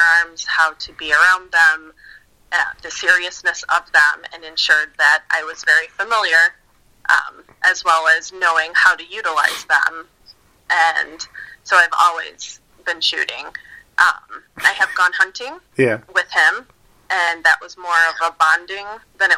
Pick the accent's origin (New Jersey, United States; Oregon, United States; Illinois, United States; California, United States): Illinois, United States; just outside of Chicago; also born or lived in Colorado / Tennessee; Born and raised just outside of Chicago